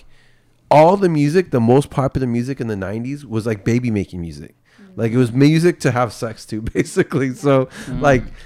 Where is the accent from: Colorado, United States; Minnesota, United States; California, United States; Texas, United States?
California, United States; Bay Area; the culture that I grew up in the Bay Area